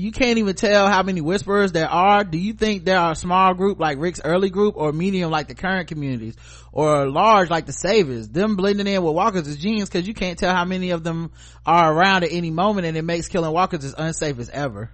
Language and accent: English; North Carolina, United States; I live in North Carolina